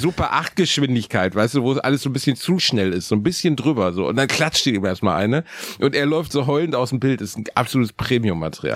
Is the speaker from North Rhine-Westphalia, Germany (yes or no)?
yes; Gelsenkirchen, North Rhine-Westphalia, Germany; Ich bin in der gleichen Straße geboren, in der ich auch aufgewachsen bin